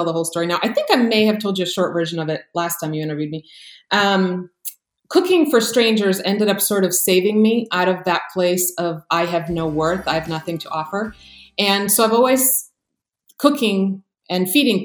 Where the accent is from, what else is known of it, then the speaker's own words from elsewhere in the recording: Croatia; now in United States; But born and raised in Croatia, and then my family immigrated to the U.S. during the war there.